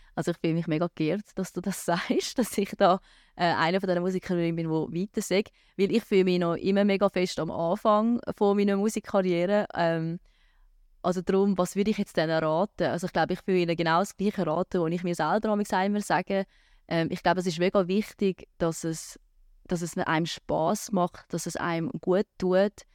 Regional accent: Rapperswil-Jona, St. Gallen, Switzerland; Rapiona ist meine Heimatstadt. Ich bin dort aufgewachsen, ich bin dort gross geworden

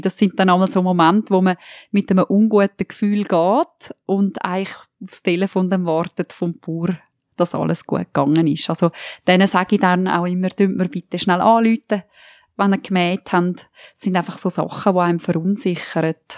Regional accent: Toggenburg, St. Gallen, Switzerland; bei uns in Toggenburg

